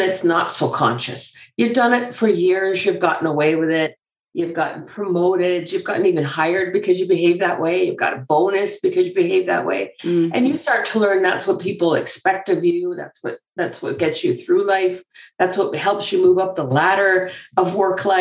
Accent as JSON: {"language": "English", "country": "Canada", "tie": "born or raised there", "also_born_or_lived": "Scotland", "said": "I grew up in Canada"}